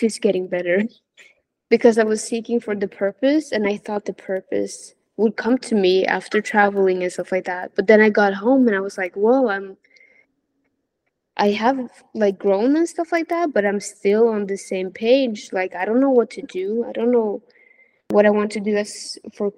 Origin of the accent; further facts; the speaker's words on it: Norway; moved away as an adult; living in my hometown, which is in Norway.